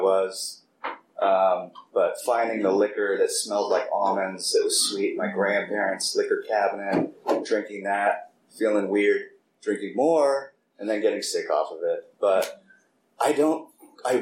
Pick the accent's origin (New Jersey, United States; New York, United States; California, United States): California, United States; Piedmont; I was born and raised in Oakland, more specifically Piedmont